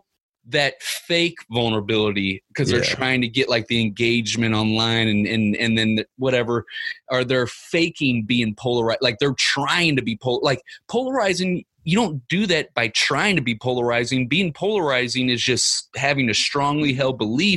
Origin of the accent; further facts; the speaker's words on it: Ferguson, Missouri, United States; I grew up in Ferguson, Missouri